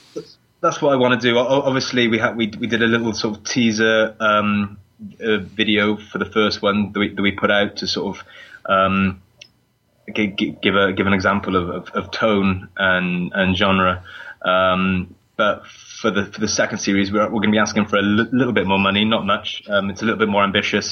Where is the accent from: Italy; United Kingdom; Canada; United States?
United Kingdom; Newport, Wales; Newport Market, um, which is my hometown